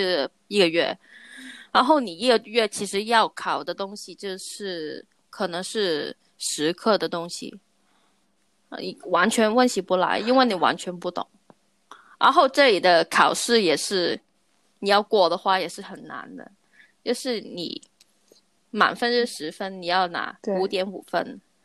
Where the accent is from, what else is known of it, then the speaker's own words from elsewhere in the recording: Hong Kong; moved away; 因为我是香港人嘛